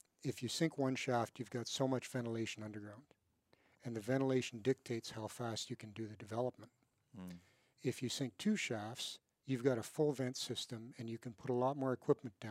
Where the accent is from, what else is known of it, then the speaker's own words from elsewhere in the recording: Kingston, Ontario, Canada; And I grew up in Kingston. So I said, in Kingston, Ontario.